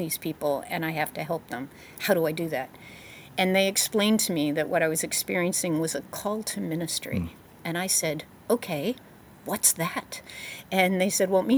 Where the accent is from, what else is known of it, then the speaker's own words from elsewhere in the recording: Montgomery County, Maryland, United States; I came from Montgomery County, Maryland. We were the leading school district in the country when I was growing up